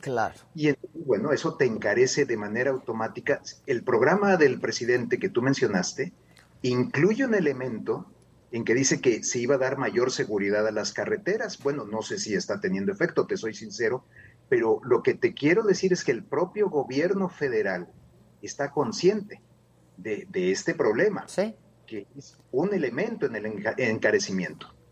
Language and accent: Spanish; Mexico; no somos los mexicanos